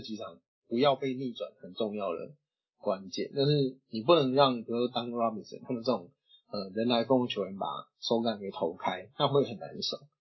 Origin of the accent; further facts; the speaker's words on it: Taiwan; 我们台湾人